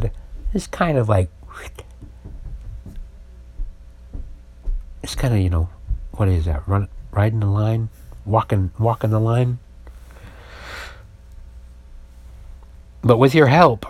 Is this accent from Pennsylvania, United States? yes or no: no; Utah, United States; now in San Francisco, United States; I was raised in Utah